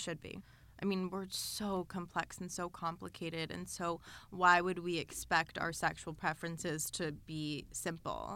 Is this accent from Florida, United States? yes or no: no; Los Angeles, California, United States; growing up in L